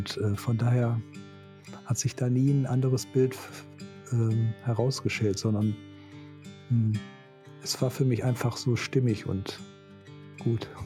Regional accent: North Rhine-Westphalia, Germany; born there; ich komme gebürtig aus dem Ruhrgebiet

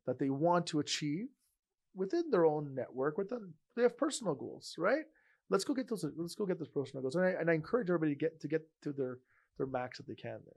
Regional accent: Montreal, Quebec, Canada; I'm from Montreal

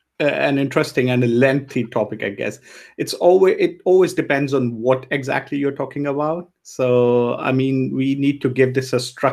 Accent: India; also born or lived in Tanzania; now in Germany; I grew up in India. I was 6 when we moved to India. And I mean, my family was always Indian. So, you know, even though I was born in Africa, in Tanzania

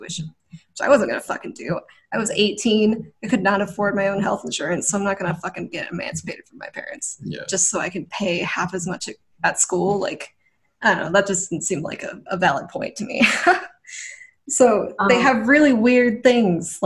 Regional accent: Nevada, United States; moved away as an adult; also born or lived in Colorado; I'm from Nevada where there's no art. So I had to leave.

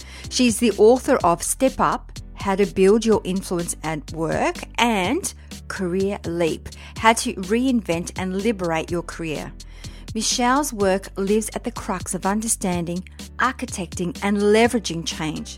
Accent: Melbourne, Victoria, Australia; actually from Melbourne, my hometown

